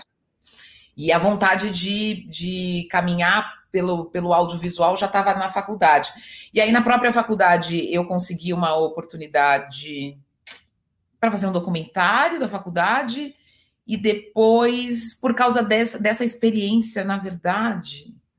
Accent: São Paulo, Brazil; eu sou é, de Itaquera, da Zona Leste, e aí eu fui estudar em Perdizes

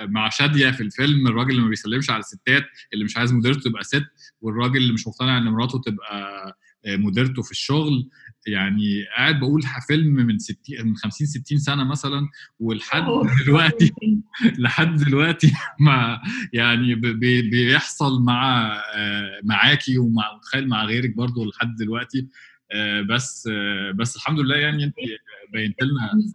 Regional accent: Egypt; عندنا في مصر

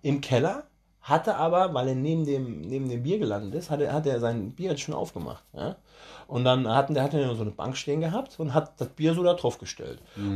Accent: Germany; bei uns in Deutschland

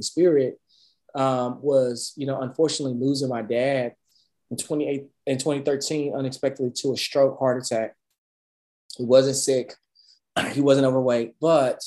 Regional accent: Dallas, Texas, United States; growing up in Dallas

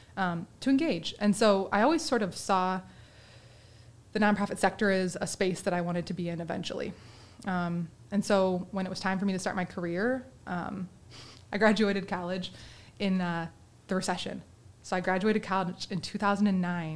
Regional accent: Vicksburg, Michigan, United States; I grew up in Vicksburg and in the Vicksburg school system

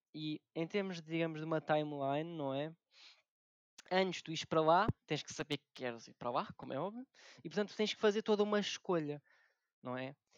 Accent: Alcoentre, Lisbon, Portugal; moved away as an adult; now in Monte da Caparica, Portugal; sou de Alcoentre, que é uma pequena vila que deveria ser uma aldeia no distrito de Lisboa

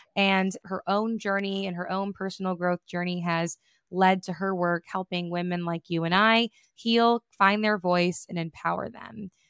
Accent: Detroit, Michigan, United States; growing up in the Metro Detroit area

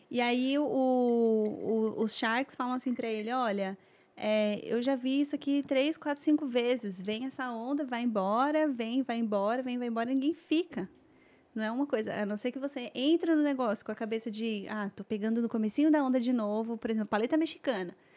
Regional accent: São Paulo, Brazil; moved away as an adult; eu sou, sou, sou de São Paulo

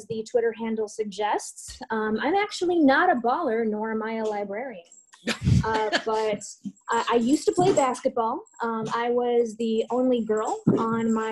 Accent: Chicago, Illinois, United States; now in Evanston, United States; I grew up in Chicago, and so I actually just moved to Evanston about a year ago

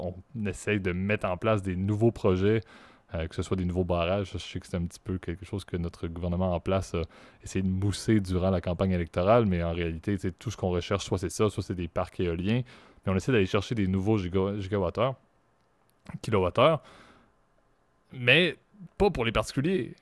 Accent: Quebec, Canada; je suis québécois, j'y suis depuis euh, plus, de, plus de 20 ans

